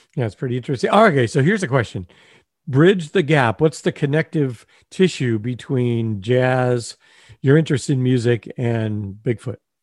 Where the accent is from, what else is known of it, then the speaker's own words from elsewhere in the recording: Torrance, California, United States; also born or lived in Redondo Beach; I grew up in Torrance and Redondo Beach